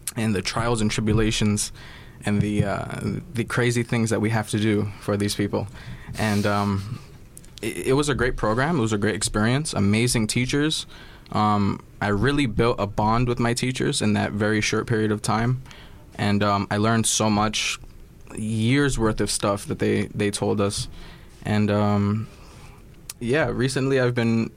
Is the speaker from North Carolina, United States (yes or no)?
no; New York City, New York, United States; I was born and raised in Flatbush, Brooklyn